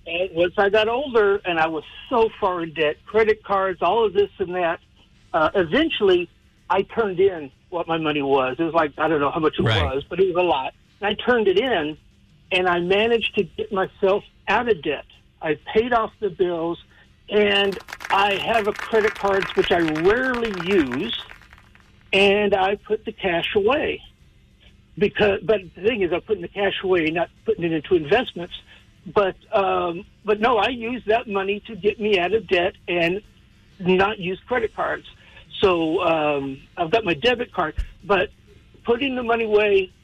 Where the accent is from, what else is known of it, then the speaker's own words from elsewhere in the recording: Austin, Texas, United States; was born in Austin. When I lived up, I grew up in South Austin